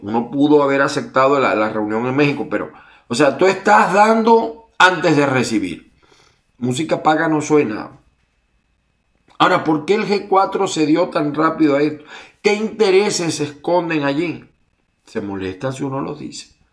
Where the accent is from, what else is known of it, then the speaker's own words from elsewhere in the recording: Venezuela; moved away as an adult; yo cuando salí de Venezuela, mi corazón, mi mente está allá.